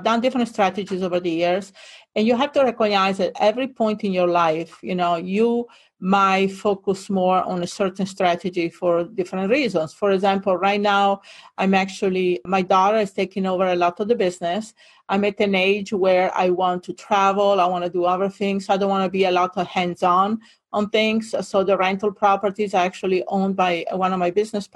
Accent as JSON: {"language": "English", "area": "near Venice", "region": "Veneto", "country": "Italy", "tie": "born or raised there", "also_born_or_lived": "Hawaii", "second_language": "English", "moved": "as an adult", "lives_now": "Fort Lauderdale, United States", "said": "I grew up in Italy, northern Italy, near Venice"}